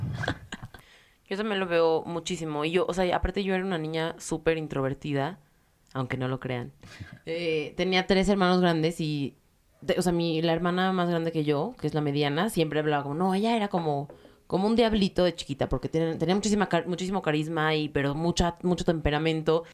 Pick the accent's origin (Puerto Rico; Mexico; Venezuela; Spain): Mexico; soy de México y soy judía